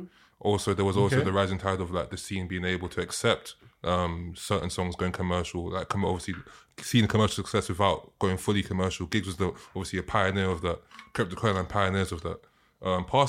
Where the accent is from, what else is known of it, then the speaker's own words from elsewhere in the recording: London, United Kingdom; We're from South